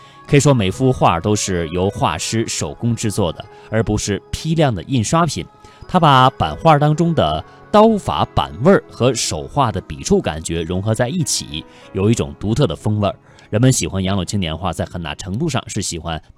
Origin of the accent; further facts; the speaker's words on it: China; 这春节是我们中国人非常重要的一个传统节日。